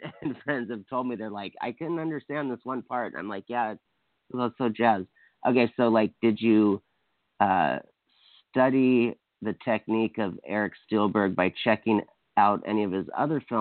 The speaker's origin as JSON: {"language": "English", "region": "Hawaii", "country": "United States", "said": "I'm from Hawaii"}